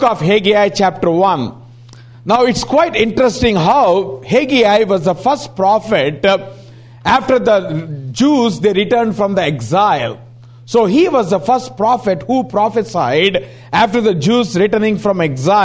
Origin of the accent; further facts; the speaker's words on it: India; we come from IST